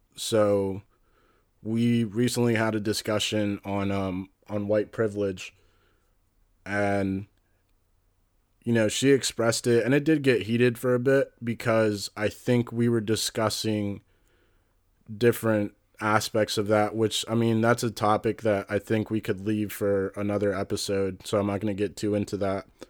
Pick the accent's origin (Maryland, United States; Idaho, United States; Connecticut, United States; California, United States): Maryland, United States; West Deer Park; also born or lived in Brookeville; I grew up in West Deer Park